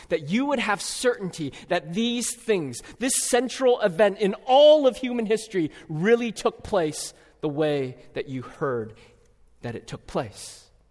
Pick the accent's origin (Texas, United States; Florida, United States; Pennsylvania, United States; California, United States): California, United States; now in Twin Cities, United States; my home state of California